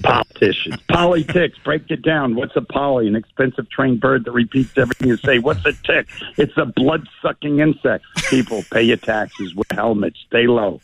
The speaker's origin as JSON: {"language": "English", "region": "New York", "country": "United States", "tie": "born or raised there", "said": "growing up in New York"}